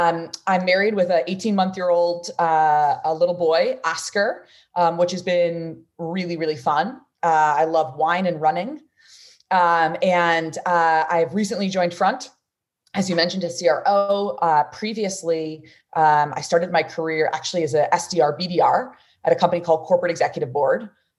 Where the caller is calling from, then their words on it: San Francisco, California, United States; So I'm calling in from San Francisco, California.